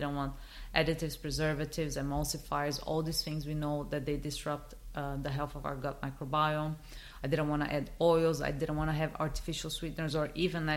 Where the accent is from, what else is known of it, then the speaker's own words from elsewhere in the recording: Brazil; moved away; I'm originally from Brazil.